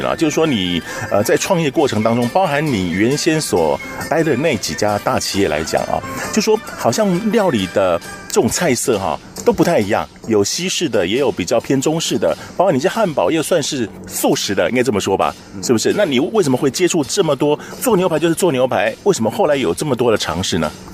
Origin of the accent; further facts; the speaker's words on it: Taiwan; 虽然是我们台湾人啦